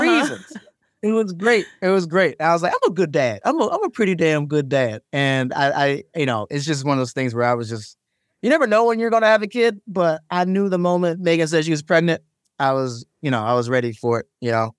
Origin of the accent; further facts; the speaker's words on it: Maryland, United States; I'm from Maryland